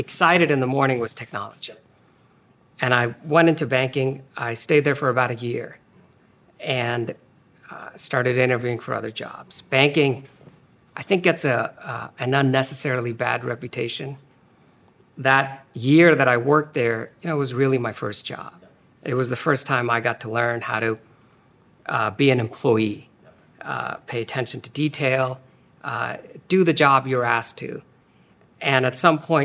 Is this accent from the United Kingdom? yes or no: no; India; moved away as an adult; also born or lived in Philadelphia; I was born and raised in India